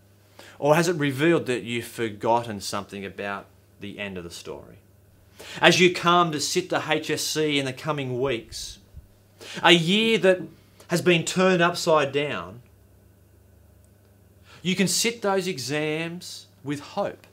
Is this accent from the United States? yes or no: no; Australia; I'm an Aussie